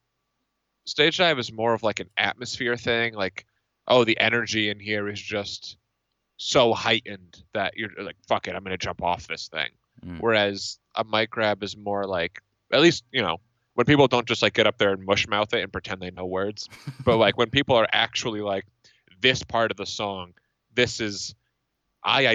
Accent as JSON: {"language": "English", "region": "Northeast", "country": "United States", "said": "I'm from the Northeast"}